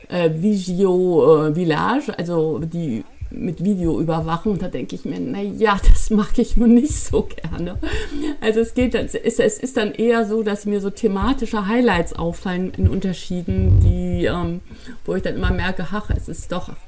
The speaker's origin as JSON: {"language": "German", "region": "Hamburg", "country": "Germany", "said": "Aber ich bin Hamburgerin und dann würde ich mich als nächstes als Europäerin ähm, bezeichnen."}